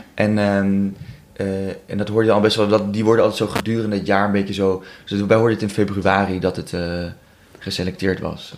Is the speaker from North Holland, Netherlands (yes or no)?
yes; Amsterdam, North Holland, Netherlands; ik kom uit Amsterdam